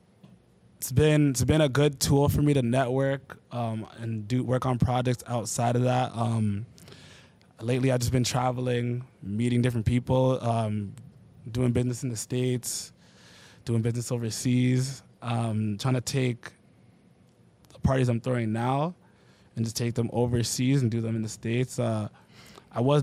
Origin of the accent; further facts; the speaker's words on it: Oakville, Ontario, Canada; I'm from Oakville